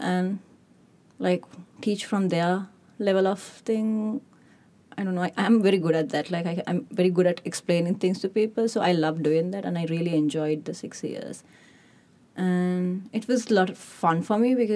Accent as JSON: {"language": "English", "country": "Sri Lanka", "also_born_or_lived": "United Kingdom / Australia", "moved": "as an adult", "said": "I'm originally from Sri Lanka, but I'm all over the place because I have my bachelor's from UK and I have two masters from Australia."}